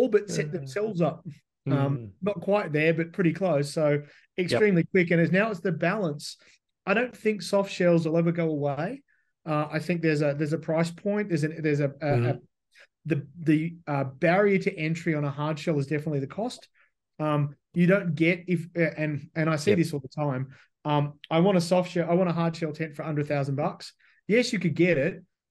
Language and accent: English; Australia; now in United States; I'm Australian